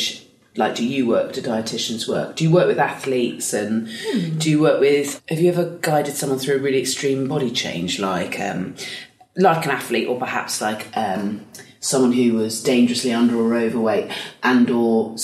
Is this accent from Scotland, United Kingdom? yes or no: no; Dorset, South West England, United Kingdom; I grew up in Dorset